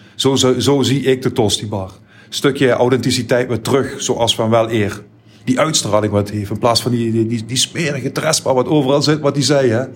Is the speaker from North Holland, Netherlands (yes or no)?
no; Heerlen, Limburg, Netherlands; Ik ben in de Passer ben ik opgegroeid